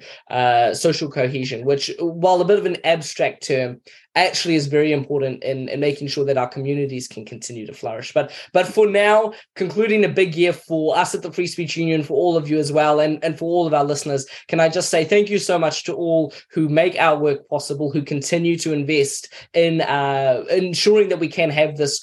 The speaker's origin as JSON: {"language": "English", "country": "Mozambique", "tie": "born or raised there", "also_born_or_lived": "Kenya / United States", "moved": "yes", "said": "I grew up in Mozambique, was educated in Kenya around a lot of Americans."}